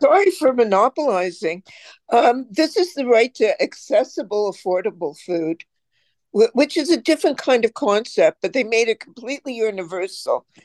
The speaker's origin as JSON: {"language": "English", "country": "Canada", "said": "I'm Canadian"}